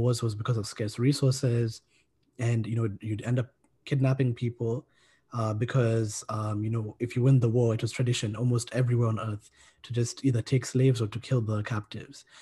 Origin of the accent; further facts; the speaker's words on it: Kenya; I'm from Kenya